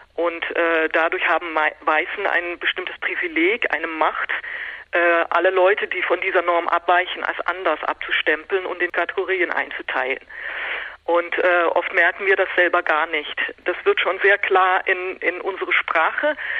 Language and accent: German; Netherlands; Ich bin selber Niederländerin